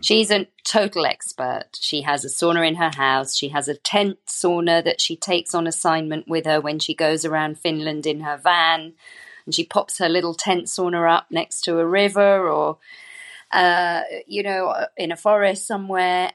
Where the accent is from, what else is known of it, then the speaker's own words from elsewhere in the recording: United Kingdom; I'm British. I did not grow up with the sauna